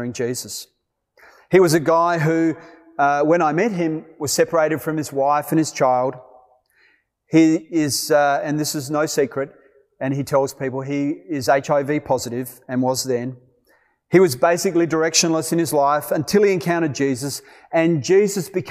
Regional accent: Australia; moved away as an adult; also born or lived in Malawi; As an Australian working among the Yao in Malawi

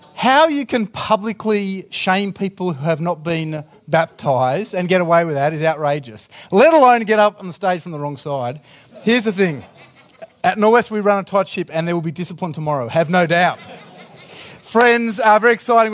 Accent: Australia; I'm from Australia.

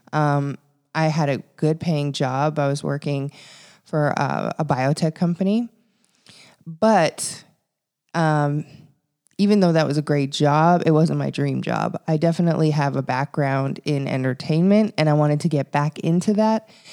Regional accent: Regina, Saskatchewan, Canada; moved away as an adult; also born or lived in Victoria, British Columbia / Toronto; now in California, United States; I'm from a small city in Saskatchewan. It's called Regina

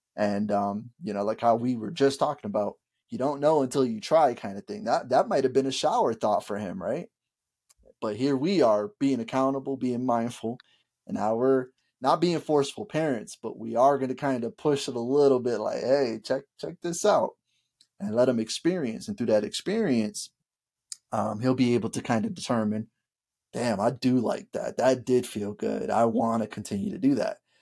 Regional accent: Bridgeport, Connecticut, United States; growing up in Bridgeport, Connecticut

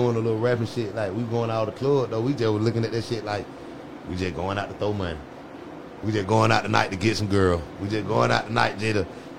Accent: Cleveland, Ohio, United States; If I'm from Cleveland, then went to school, all of us together in the way.

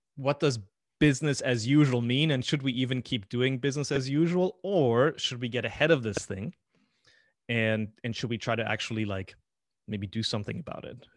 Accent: Paraguay; moved away; I was born in Paraguay

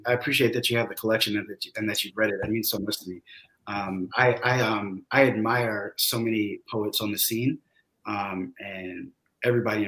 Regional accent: the South, United States; also born or lived in DC, Maryland area; now in Charlotte, United States; growing up in the South

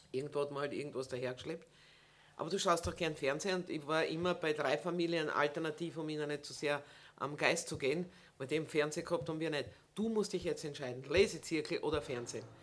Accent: Burgenland, Austria; also irgendwie sind wir schon in, in Bescheidenheitswolle eingepackt als Burgenländer, dort oben zu stehen und zu sagen, herzlich willkommen im Burgenland

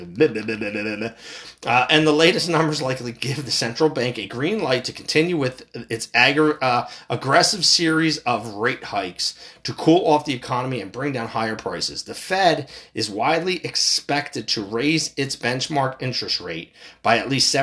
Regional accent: United States; As American people

